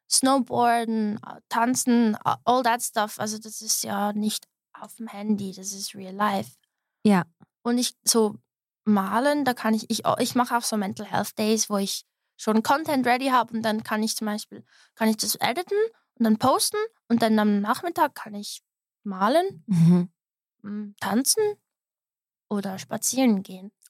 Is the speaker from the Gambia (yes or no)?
no; Switzerland; born there; ich bin halt in der Schweiz geboren, aber ich habe mein Umfeld immer mit so internationalen Menschen ein bisschen gestaltet, unbewusst.